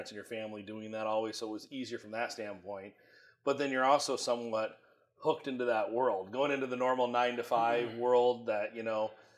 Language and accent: English; Iowa, United States; moved away as an adult; now in Phoenix, United States; I'm originally from Iowa, born and raised. My entire life was there until I moved here to Arizona